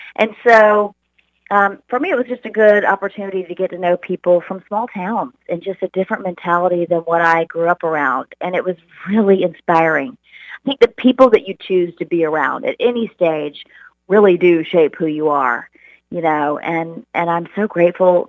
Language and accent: English; Charleston, South Carolina, United States; moved away as an adult; now in Dallas, United States; I grew up in Charleston, South Carolina.